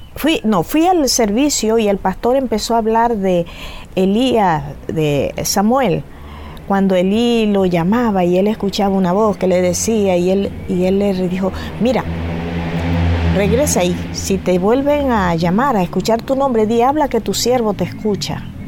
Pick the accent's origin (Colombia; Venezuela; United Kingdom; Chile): Venezuela; moved away as an adult; now in Canary Islands, Spain; yo vengo de Venezuela, soy hija de venezolanos y trinitarios de la región del sur de Venezuela